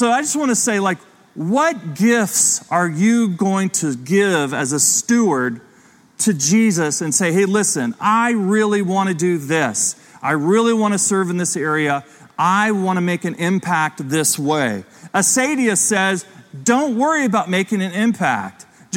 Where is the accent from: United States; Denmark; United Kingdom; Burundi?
United States; Ohio; growing up in Ohio as a kid